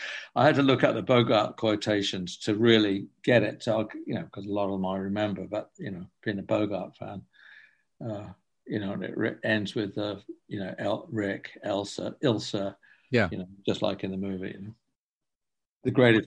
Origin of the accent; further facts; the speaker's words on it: England, United Kingdom; I'm from England, and I grew up with French, Italian, and German movies.